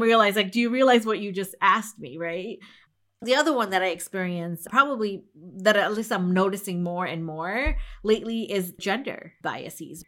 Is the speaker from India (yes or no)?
yes; India; I'm from India